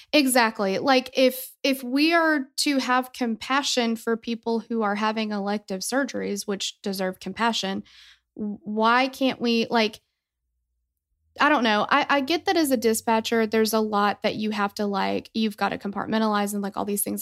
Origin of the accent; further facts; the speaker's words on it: Tennessee, United States; we're from Tennessee